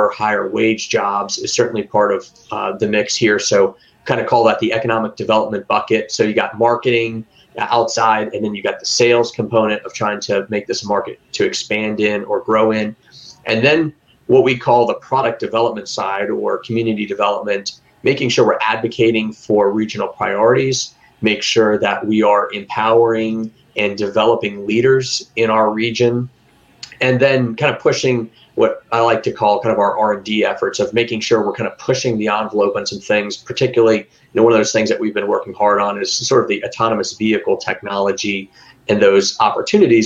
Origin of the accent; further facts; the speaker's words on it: Florida, United States; come back home to Florida